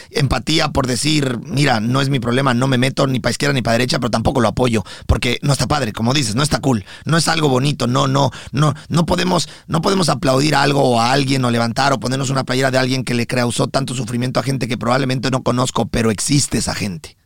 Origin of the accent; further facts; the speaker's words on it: Mexico; now in United States; yo como mexicano